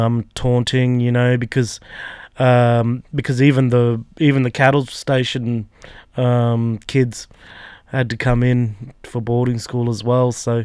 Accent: Alice Springs, Northern Territory, Australia; Growing up in Alice, you know, we'd only had ABC TV until the late 80s

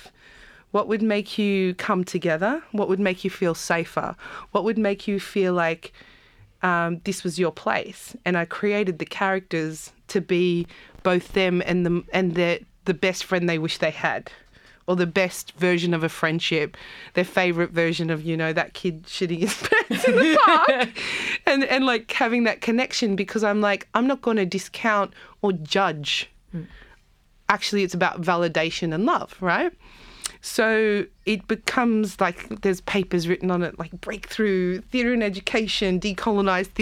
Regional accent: Campbelltown, New South Wales, Australia; also born or lived in South Africa; I was as a teenager growing up in Campbelltown.

